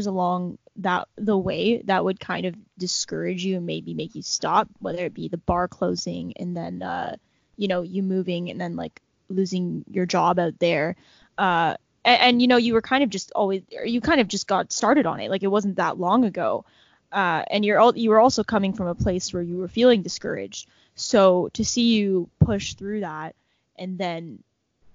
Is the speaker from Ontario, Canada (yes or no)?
yes; Niagara, Ontario, Canada; I'm from Niagara.